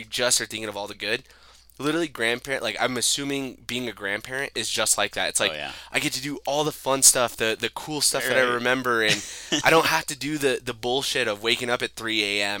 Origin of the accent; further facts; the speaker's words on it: Farmington, New Mexico, United States; growing up in Farmington, New Mexico is actually, like, a pretty good upbringing for me